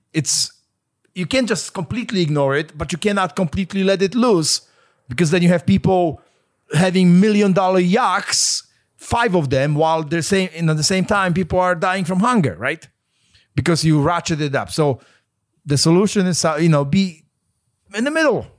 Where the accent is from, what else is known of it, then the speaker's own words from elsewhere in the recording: Poland; moved away; I grew up in Poland